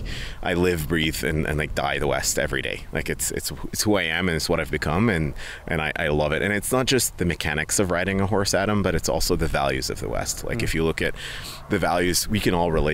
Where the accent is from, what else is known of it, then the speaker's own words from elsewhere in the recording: Dubai, United Arab Emirates; moved away as an adult; now in Airdrie, Canada; I was born and raised in Dubai